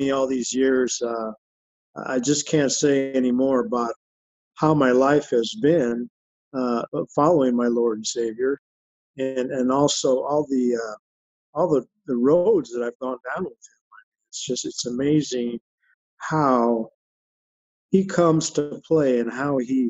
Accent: Phoenix, Arizona, United States; I was born and raised here in Phoenix, Arizona, and grew up downtown

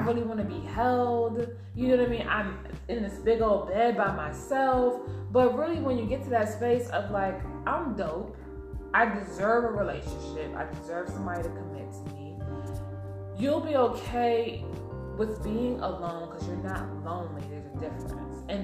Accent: New York, United States; I'm from New York

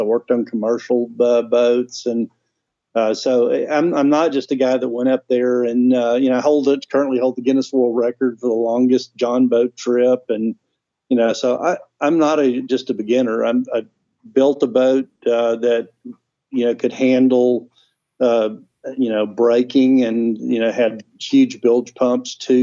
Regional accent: Texas, United States; I am a Texan sitting in the middle of the Arctic

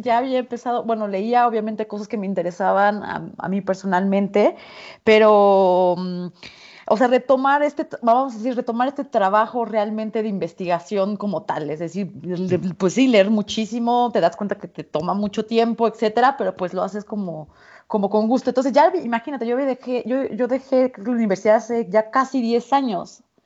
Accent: Mexico; soy mexicana

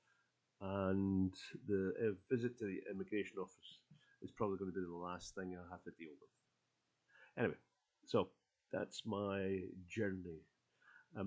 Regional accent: United Kingdom; now in Poland; I went through the new process for registering as a British citizen here in Poland

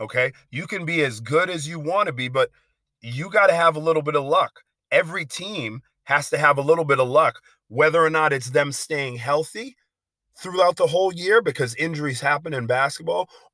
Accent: Massachusetts, United States; I'm from Massachusetts

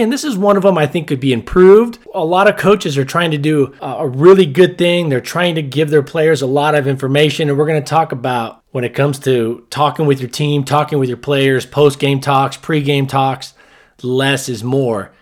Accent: Southern California, United States; moved away; I grew up in Southern California

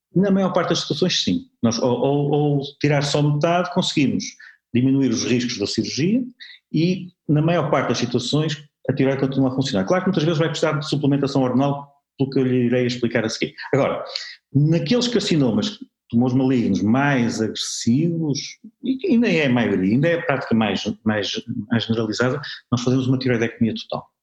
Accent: Porto, Norte, Portugal; eu sou de Porto

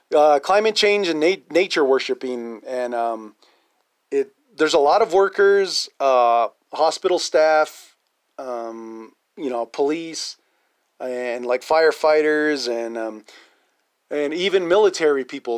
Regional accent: Navajo Nation, United States; natives and Navajos

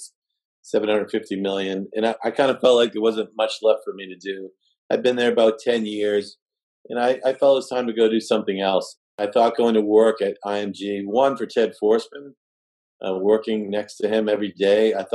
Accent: Massachusetts, United States; I was from Brown in Massachusetts, could barely say my R's

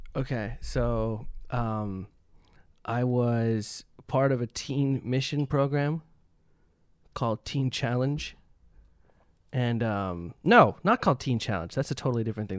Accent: Canada; moved away as an adult; now in Los Angeles, United States; I was from Canada

